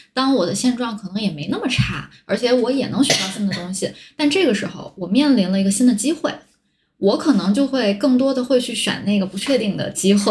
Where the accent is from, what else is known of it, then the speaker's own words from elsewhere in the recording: Tianjin, China; 我本来就是在天津长大，然后大学又在天津上